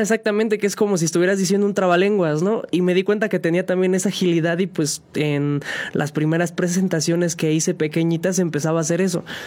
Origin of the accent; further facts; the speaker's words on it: San Juan del Río, Querétaro, Mexico; originario de aquí, de aquí de San Juan del Río, sanjuanense